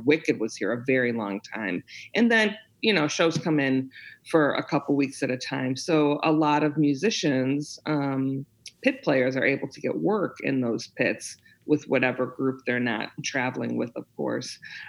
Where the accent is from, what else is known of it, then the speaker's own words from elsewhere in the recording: Chicago, Illinois, United States; also born or lived in North Carolina; I'm from Chicago. I was in North Carolina for a few years at Elon University, music directing in their music theater program, but I'm back in Chicago now, moved back home.